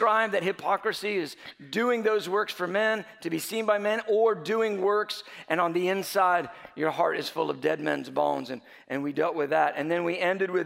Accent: United States; growing up in America with so many options

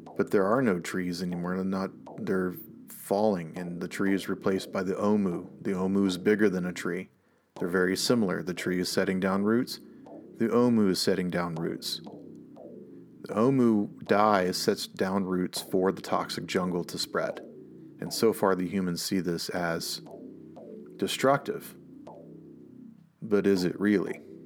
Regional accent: the South, United States; I am from the South, and I grew up with a lot of people who were just convinced that the reason why things were so bad in the South

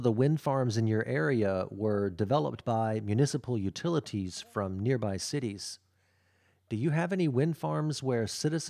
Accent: New Orleans, Louisiana, United States; I'm from New Orleans

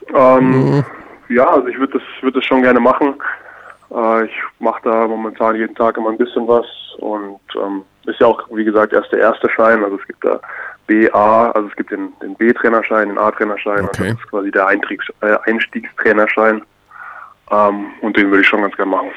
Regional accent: Bamberg, Bavaria, Germany; moved away; ich bin in Bamberg, also im Bamberger Raum groß geworden, da meine Jugend verbracht

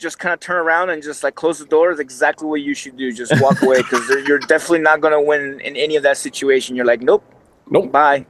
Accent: Sicily, Italy; born there; first language Italian; English is a second language; I was born in Sicily.

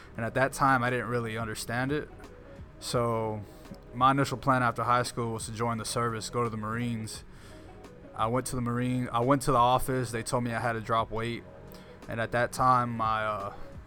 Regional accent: Houston, Texas, United States; also born or lived in Pasadena, Texas; I grew up in the east side. All over the east side of Houston

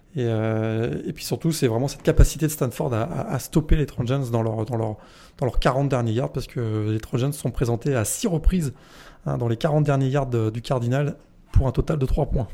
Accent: Brittany, France; je suis breton

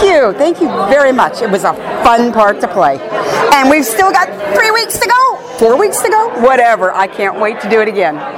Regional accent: the South, United States; accent: Southern; moved away; also born or lived in New York City; I was born and raised in the South, so the accent comes naturally, but I don't use it all the time.

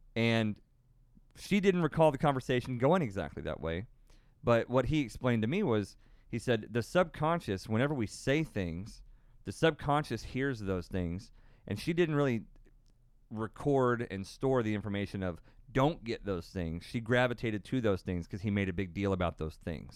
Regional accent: Tornado Alley, United States; born and raised in Tornado Alley.

